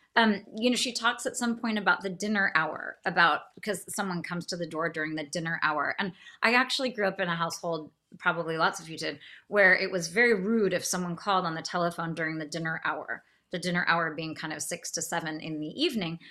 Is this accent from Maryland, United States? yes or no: no; California, United States; I am from California